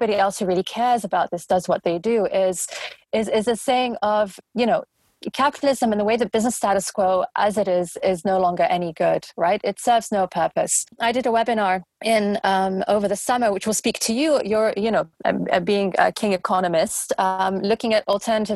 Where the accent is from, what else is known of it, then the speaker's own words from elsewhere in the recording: London, United Kingdom; I'm a Londoner going back a number of decades. You know, I live in a bubble here. London is a bubble